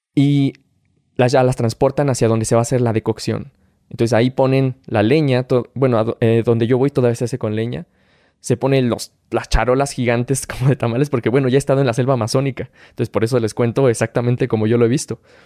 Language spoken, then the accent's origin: Spanish; Tula de Allende, Hidalgo, Mexico; soy originario de Tula Hidalgo